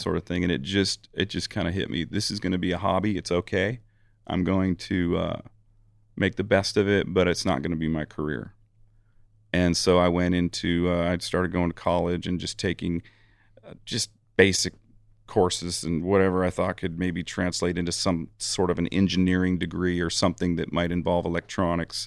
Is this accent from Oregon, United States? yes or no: yes; Eugene, Oregon, United States; my hometown of Eugene, Oregon.